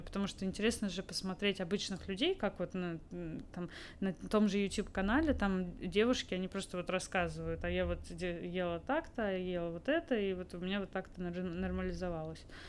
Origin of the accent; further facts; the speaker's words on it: Moscow, Russia; also born or lived in Netherlands; Я вообще из Москвы изначально mm-hmm. родилась здесь, закончила очень классную школу